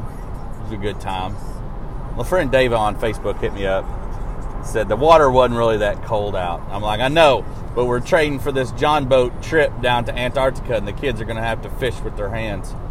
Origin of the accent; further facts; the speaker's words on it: Arkansas, United States; now in Nashville, United States; my hometown of Arkansas